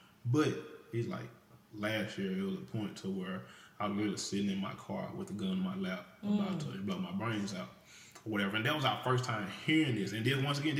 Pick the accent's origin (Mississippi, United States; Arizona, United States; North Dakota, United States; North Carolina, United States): Mississippi, United States; I'm from Mississippi